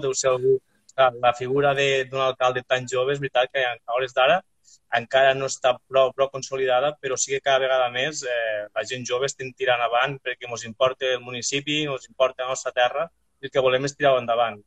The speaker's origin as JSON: {"language": "Catalan", "town": "Arnes", "region": "Catalonia", "country": "Spain"}